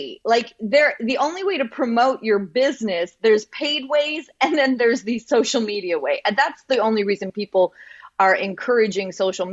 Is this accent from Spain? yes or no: no; Canada; because I'm from Canada